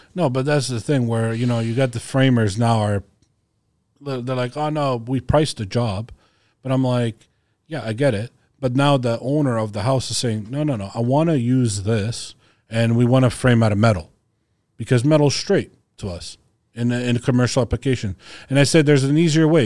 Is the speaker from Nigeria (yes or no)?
no; Croatia; I'm from Croatia